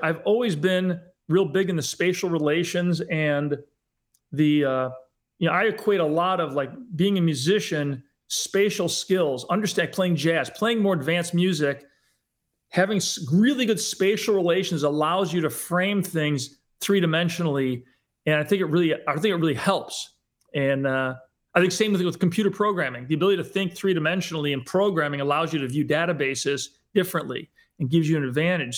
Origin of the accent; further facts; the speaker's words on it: Western New York, United States; moved away; also born or lived in Hollywood; I grew up in Western New York, um, from a, uh, just basic middle class family